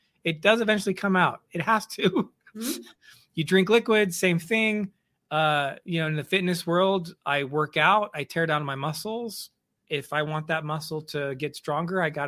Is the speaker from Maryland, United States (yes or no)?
no; Missouri, United States; I grew up in Missouri, and my dad was what I would call a hobby farmer.